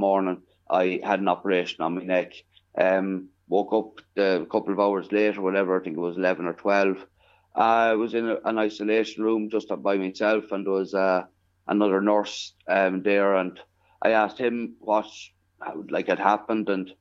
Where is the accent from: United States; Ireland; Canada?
Ireland; Killoe, County Longford, Leinster; I grew up in a small parish there in County Longford called Killow. It's about 4 miles outside of Longford town